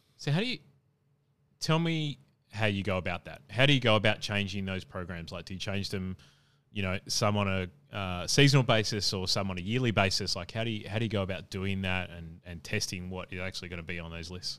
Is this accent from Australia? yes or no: yes; Adelaide, South Australia, Australia; moved away; also born or lived in Brisbane / Perth; I lived in Perth and obviously I'm from Adelaide